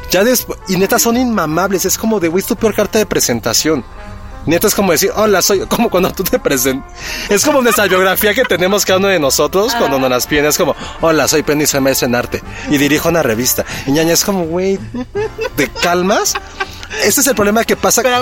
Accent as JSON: {"language": "Spanish", "country": "Mexico", "said": "yo cuando viajo al extranjero me preguntan por qué soy mexicana si soy güera."}